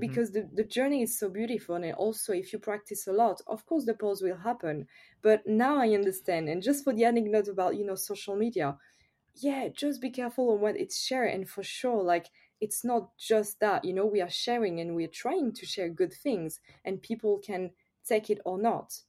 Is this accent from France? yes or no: yes; France; accent: French; English is a second language; I'm French, of course, I think everyone notice with my accent